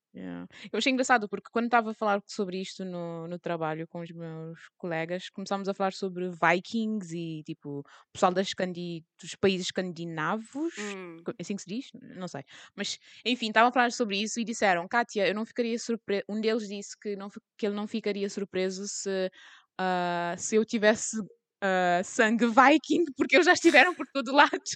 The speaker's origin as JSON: {"language": "Portuguese", "country": "Cape Verde", "said": "eu sou cabo-verdiana"}